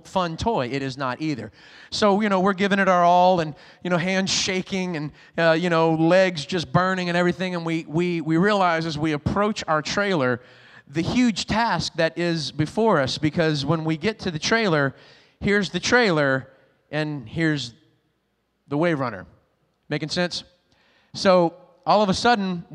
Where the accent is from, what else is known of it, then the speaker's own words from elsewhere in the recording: Lafayette, Louisiana, United States; now in Rockport, Maine, United States; I'm originally from Louisiana, way down south, a little town called Lafayette